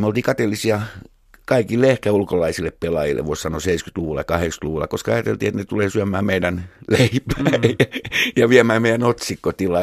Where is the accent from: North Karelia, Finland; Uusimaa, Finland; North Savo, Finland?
Uusimaa, Finland; Helsinki; mä heilin lapsuuteni tuolla Munkkiniemi ja Haagan seuduilla